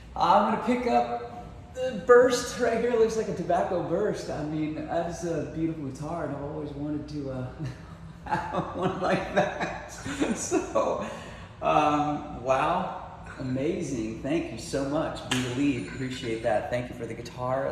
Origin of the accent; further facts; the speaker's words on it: Houston, Texas, United States; moved away as an adult; also born or lived in California; now in Nashville, United States; I was born and raised in Houston, Texas.